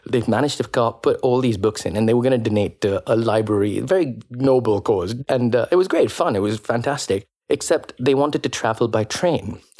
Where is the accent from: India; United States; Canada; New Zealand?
India; moved away as an adult; now in London, United Kingdom; growing up in India